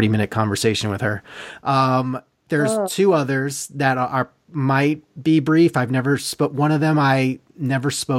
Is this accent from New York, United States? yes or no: yes; New York, United States; now in Los Angeles, United States; I'm from New York and I live